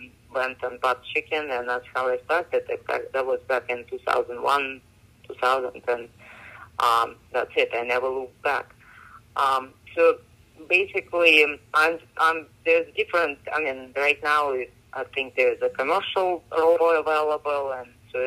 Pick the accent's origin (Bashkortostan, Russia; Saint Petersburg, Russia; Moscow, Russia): Moscow, Russia; moved away as an adult; now in United States; I grew up in Russia, in Moscow